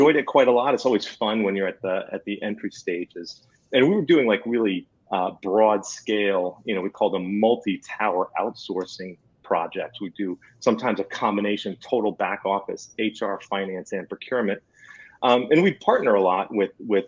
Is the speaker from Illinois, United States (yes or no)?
no; New Jersey, United States; I'm from New Jersey